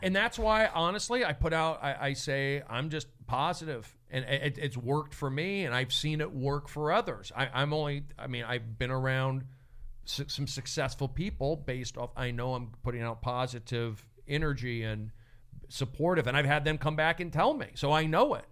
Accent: Los Angeles, California, United States; growing up in Reseda, divorced parents

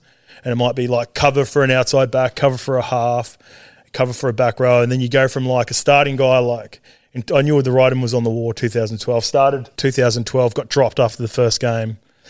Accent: New Zealand; So that was pretty special too, obviously being a Kiwi.

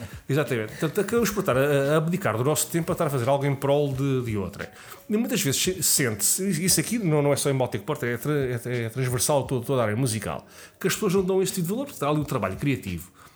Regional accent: Lisbon, Portugal; Eu sou de Lisboa

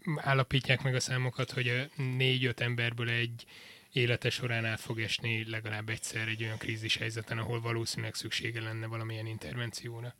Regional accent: Miskolc, Borsod-Abaúj-Zemplén, Hungary; born or raised there; also born or lived in Debrecen, Hungary / Portugal

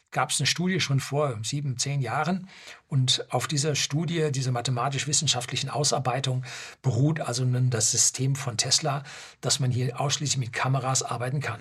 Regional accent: Germany; bei uns in Deutschland

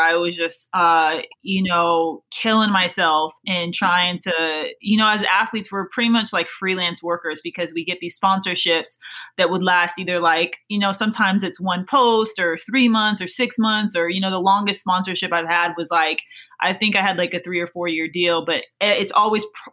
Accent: Des Moines, Iowa, United States; moved away as an adult; also born or lived in Louisiana; I grew up in Des Moines, Iowa, it's not really the track mecca

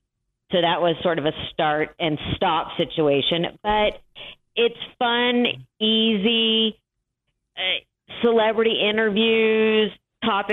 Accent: Los Angeles, California, United States; I live in Los Angeles, where I was actually raised. My parents moved here when I was three

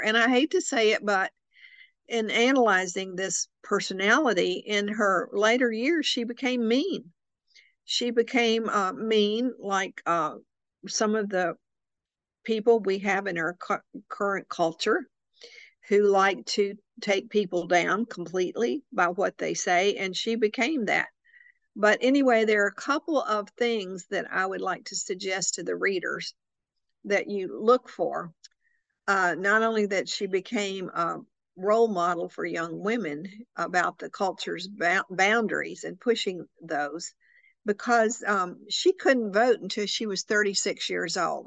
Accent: Arkansas, United States; accent: Arkansas; my Arkansas accent

